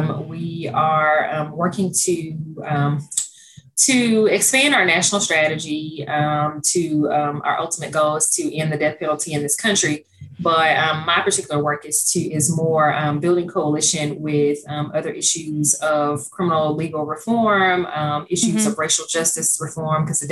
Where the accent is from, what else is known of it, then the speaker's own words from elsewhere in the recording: Stuttgart, Arkansas, United States; also born or lived in Pine Bluff, Arkansas; my hometown of Stuttgart